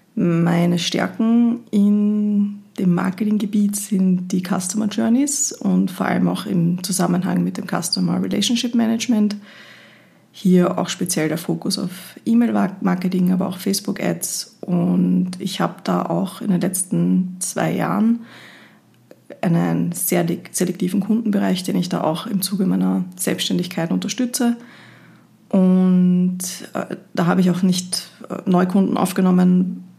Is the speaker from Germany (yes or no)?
no; Linz, Upper Austria, Austria; now in Vienna, Austria; Ich komme eigentlich aus Linz, wohne aber schon seit vielen